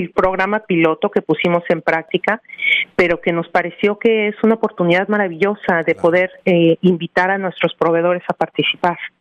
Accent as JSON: {"language": "Spanish", "region": "Mexico City", "country": "Mexico", "tie": "born or raised there", "moved": "as an adult", "lives_now": "New Jersey, United States"}